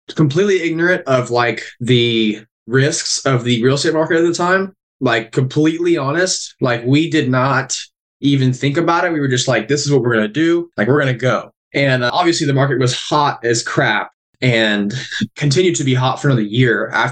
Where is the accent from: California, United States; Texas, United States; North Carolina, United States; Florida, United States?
Texas, United States; Burnham; I am originally from Burnham, Texas.